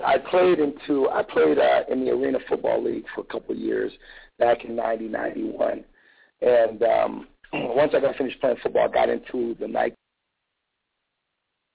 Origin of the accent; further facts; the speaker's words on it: Ohio, United States; moved away as an adult; now in Atlanta, United States; I'm actually from Ohio. Been in Atlanta for 7 years